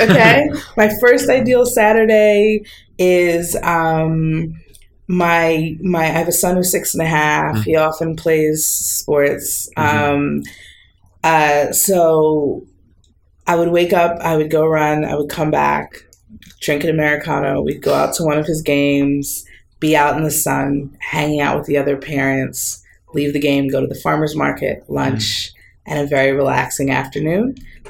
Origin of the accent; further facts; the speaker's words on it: East Coast, United States; these places that were so different from where I was growing up on the East Coast of the U.S.